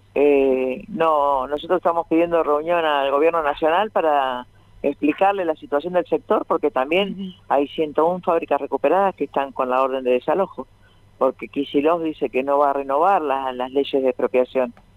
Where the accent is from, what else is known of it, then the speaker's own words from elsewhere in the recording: Avellaneda, Buenos Aires Province, Argentina; yo soy nacida en Villa Corina